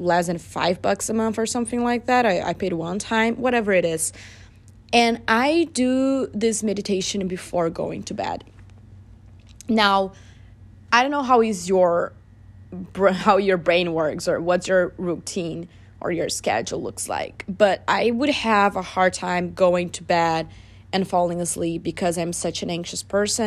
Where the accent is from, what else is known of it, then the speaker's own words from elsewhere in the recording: Brazil; now in United States; My family and I, we don't really celebrate it because we are from Brazil